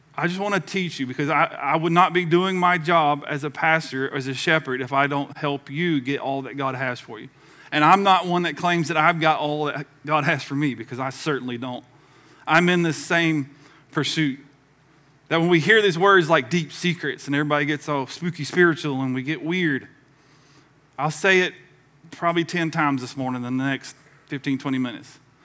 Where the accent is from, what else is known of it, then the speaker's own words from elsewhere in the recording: the South, United States; I was the only one from the South.